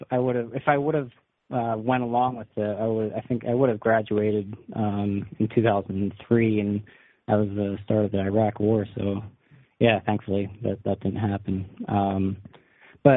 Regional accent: New York, United States; And so I grew up in the Hudson Valley, which just like 40 minutes away from West Point.

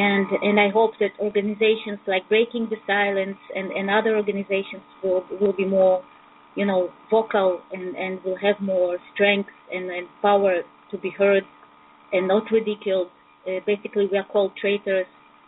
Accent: Russia; English is a second language; also born or lived in Israel; now in Belarus; I'm calling from Belarus, but I'm in fact an Israeli. I'm just studying in the university right now here. But I'm a Russian, immigrated to Israel in 1991.

